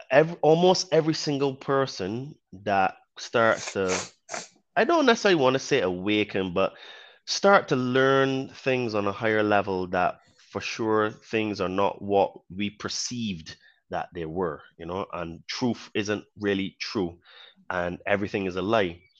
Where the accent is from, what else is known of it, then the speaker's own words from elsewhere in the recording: Barbados; born there; accent: Caribbean; also born or lived in United Kingdom; Um, I was born in Barbados, so hence why I have a bit of a Caribbean accent. Um, I used to live in the UK for many years, almost half of my life.